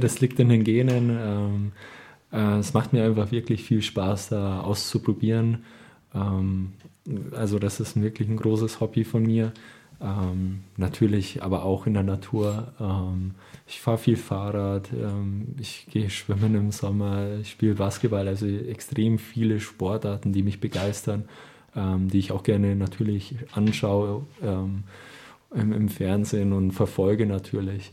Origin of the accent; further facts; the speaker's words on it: Marktredwitz, Bavaria, Germany; Ich bin gebürtiger Marc Marktredwitzer